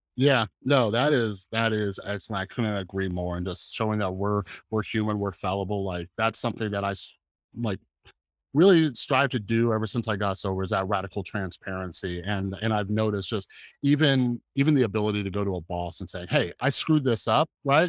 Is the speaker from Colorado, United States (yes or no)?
no; California, United States; now in Las Vegas, United States; I'm from California, and I only moved, like, one state over, so I'm in Las Vegas